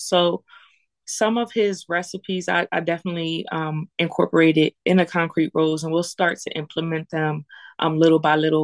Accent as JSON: {"language": "English", "town": "Lancaster", "region": "Pennsylvania", "country": "United States", "tie": "born or raised there", "said": "I went to McCaskey. Um, and I and I grew up in the Southeast"}